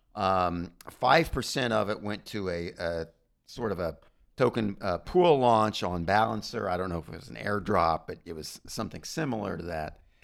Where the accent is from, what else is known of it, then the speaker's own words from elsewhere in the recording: United States; being an American